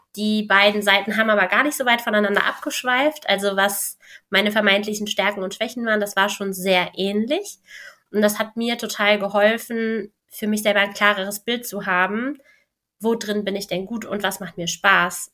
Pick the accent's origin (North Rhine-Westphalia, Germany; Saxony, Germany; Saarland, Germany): North Rhine-Westphalia, Germany; Cologne; ich bin Kölnerin